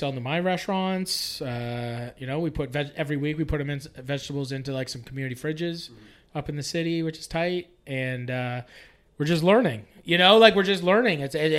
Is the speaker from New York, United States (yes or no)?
yes; Poughkeepsie, New York, United States; I never wanted to move back to my hometown. You know, it was just like one of those things where I was just like, why? Like, I need to be in Toronto.